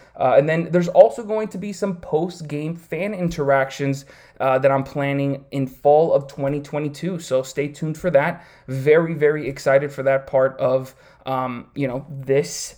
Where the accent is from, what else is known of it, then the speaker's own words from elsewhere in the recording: Miami, Florida, United States; I grew up here in Miami, Florida, all twenty-eight years of my life